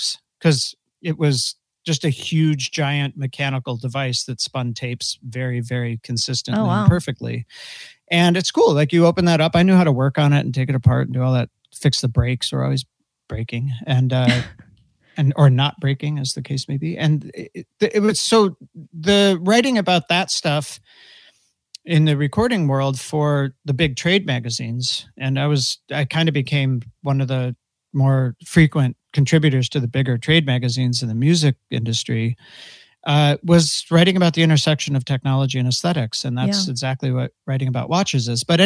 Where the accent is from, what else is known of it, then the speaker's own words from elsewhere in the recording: Buffalo, New York, United States; I grew up in Buffalo